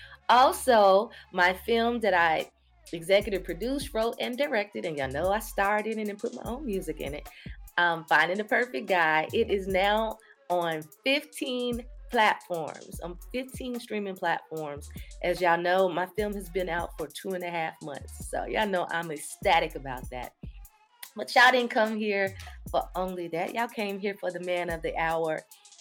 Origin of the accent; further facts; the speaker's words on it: Louisville, Kentucky, United States; moved away as an adult; now in Atlanta, United States; I'm from Kentucky, too.